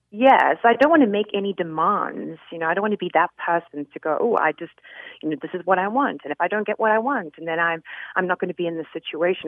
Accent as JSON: {"language": "English", "country": "South Africa", "also_born_or_lived": "England", "moved": "yes", "lives_now": "United States", "said": "I'm actually from South Africa originally, but I lived"}